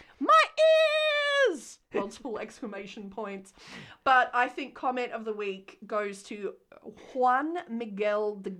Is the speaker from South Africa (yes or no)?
no; Australia; I'm Australian.